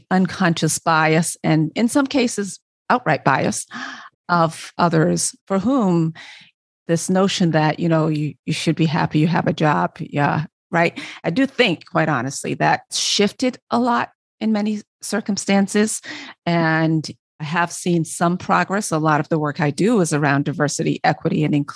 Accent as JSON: {"language": "English", "country": "Barbados", "tie": "born or raised there", "said": "I'm from Barbados, West Indies."}